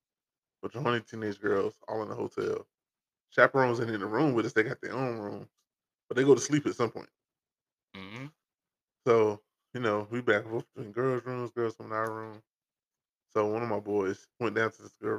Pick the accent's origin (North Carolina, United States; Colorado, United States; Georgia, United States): North Carolina, United States; Rowland; Roland is the town. Robinson County is the county